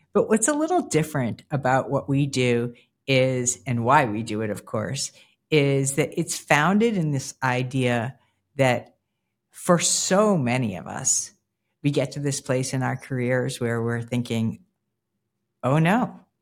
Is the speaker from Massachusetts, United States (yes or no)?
yes; Newton, Massachusetts, United States; the place for me where I started was right outside of Boston proper in a town called Newton, Mass.